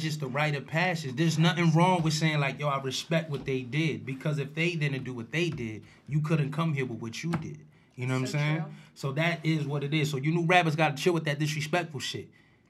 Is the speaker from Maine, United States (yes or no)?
no; Bronx, New York, United States; born there; I was born in the Bronx.